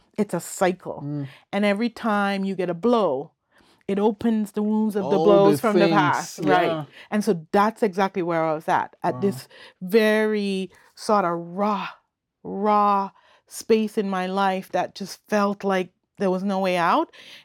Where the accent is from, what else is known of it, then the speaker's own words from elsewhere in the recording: Bequia, Grenadines, St. Vincent & Grenadines; born there; And I was born on Bekwe.